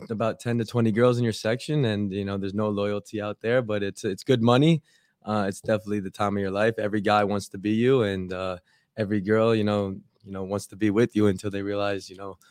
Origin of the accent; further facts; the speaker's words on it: Philadelphia, Pennsylvania, United States; now in Miami, United States; I'm from Philadelphia